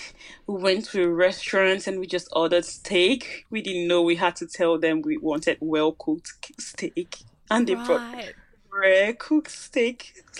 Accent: Nigeria; moved away as an adult; now in Sydney, Australia; I'm from an English-speaking country.

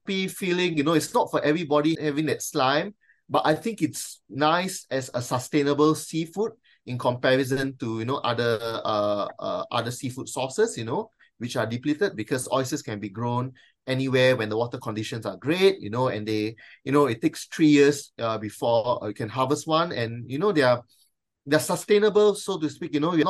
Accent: Malaysia; now in Australia; me being a Malaysian and of Chinese descent

